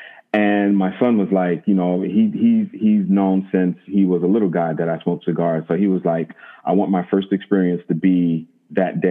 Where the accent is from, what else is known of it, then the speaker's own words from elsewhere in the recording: United States; I'm American